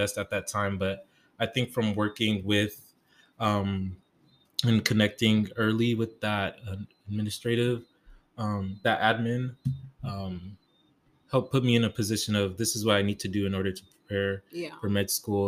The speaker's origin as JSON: {"language": "English", "town": "Denver", "region": "Colorado", "country": "United States", "tie": "born or raised there", "said": "my hometown of Denver"}